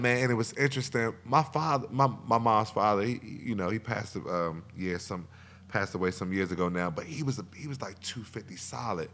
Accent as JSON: {"language": "English", "town": "Alexandria", "region": "Virginia", "country": "United States", "tie": "born or raised there", "also_born_or_lived": "Arlington, Virginia", "said": "growing up in Alexandria"}